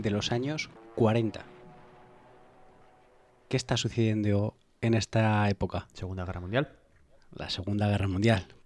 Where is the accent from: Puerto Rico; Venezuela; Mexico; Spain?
Spain; La Rioja; yo soy riojano